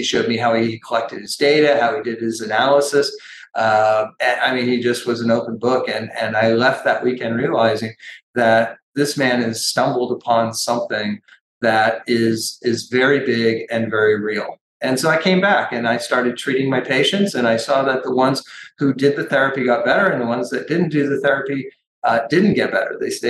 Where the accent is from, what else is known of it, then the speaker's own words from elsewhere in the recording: California, United States; And I'm from Northern California.